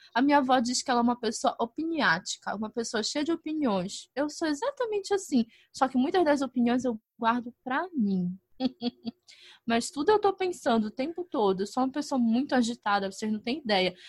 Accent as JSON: {"language": "Portuguese", "region": "North Region", "country": "Brazil", "accent": "northern (norte)", "said": "o sotaque daqui é muito puxado pro de Portugal"}